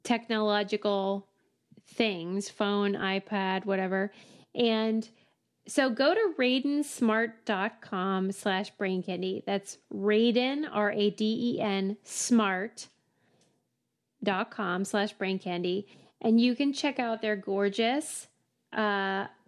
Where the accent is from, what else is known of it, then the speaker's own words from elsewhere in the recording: Pittsburgh, Pennsylvania, United States; moved away; Pittsburgh, my hometown